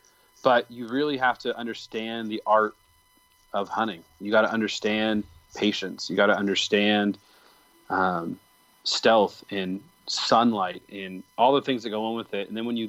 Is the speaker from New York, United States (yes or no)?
no; Michigan, United States; I grew up in near Paramount, which is a huge Dutch community.